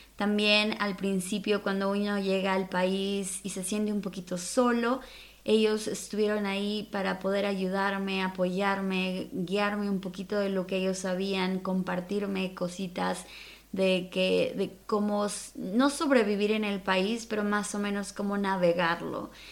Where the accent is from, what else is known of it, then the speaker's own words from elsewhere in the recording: Mexico City, Mexico; moved away; soy originaria de la Ciudad de México, en aquel entonces lo decían en el Distrito Federal.